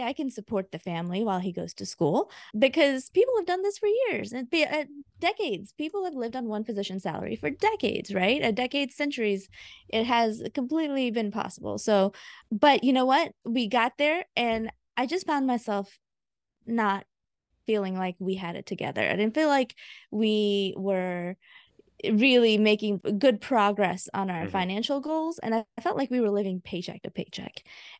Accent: India; moved away; also born or lived in Augusta, United States; I am a first generation immigrant. I moved from India back in 1995 straight to Augusta, Georgia.

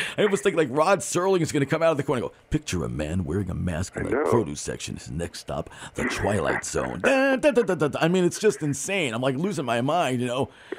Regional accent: Port Chester, New York, United States; my friend Jim, who I grew up with in Portchester, Rybrook

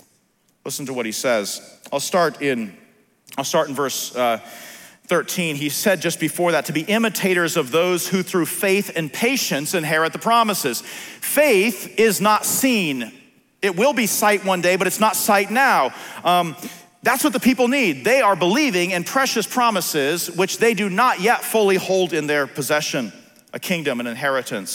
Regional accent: Philadelphia, Pennsylvania, United States; I'm from Philly

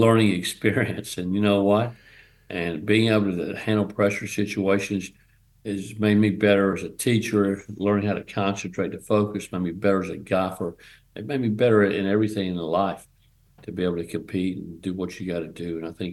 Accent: North Carolina, United States; also born or lived in Evansville, Indiana; I'm a Southern guy. I'm from North Carolina

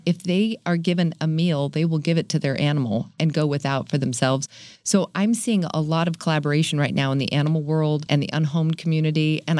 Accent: San Diego, California, United States; Nope. I was born in Northern California. Came here when I was 10, though. So I'm going to call myself a kind of a native.

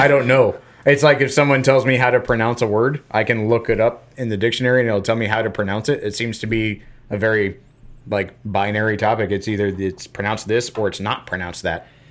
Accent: Florida, United States; I'm a guy from Florida

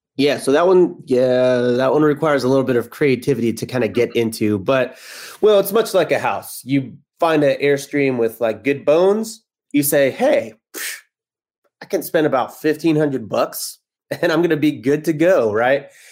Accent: Texas, United States; moved away as an adult; also born or lived in Kansas City; now in Los Angeles, United States; I'm from Texas.

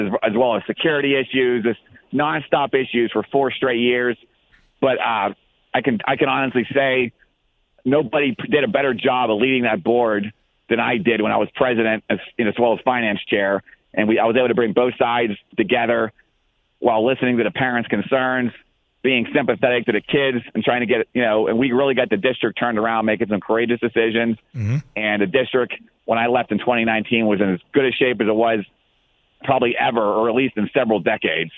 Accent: Export, Pennsylvania, United States; also born or lived in Plum, Pennsylvania; I grew up in export of my hometown

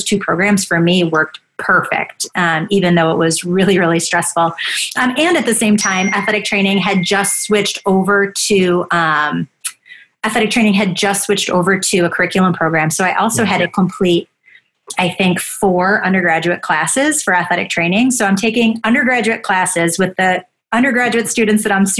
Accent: Buffalo, New York, United States; I grew up in Buffalo.

